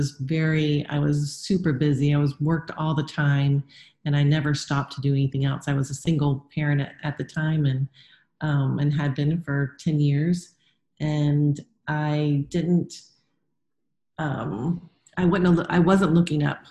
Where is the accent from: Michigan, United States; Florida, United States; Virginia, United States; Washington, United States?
Florida, United States; South; moved away; also born or lived in North Carolina; I grew up in South Florida, where other than the beach, everything's pretty plasticky and not real